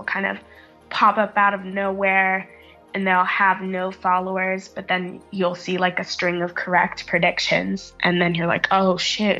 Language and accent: English; Austin, Texas, United States; moved away as an adult; now in Edinburgh, United Kingdom; I'm an American. I'm from Austin, Texas. But I live in Edinburgh, Scotland, to go to university here. I'm a third-year law student.